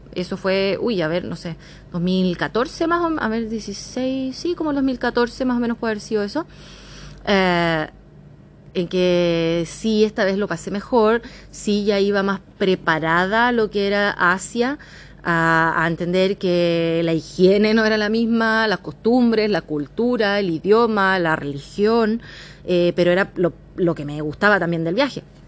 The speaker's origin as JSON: {"language": "Spanish", "town": "San Bernardo", "region": "Santiago Metropolitan Region", "country": "Chile", "also_born_or_lived": "Australia", "moved": "as an adult", "lives_now": "Thailand", "said": "soy de la zona sur, yo soy de San Bernardo que si bien es Santiago, al menos región metropolitana"}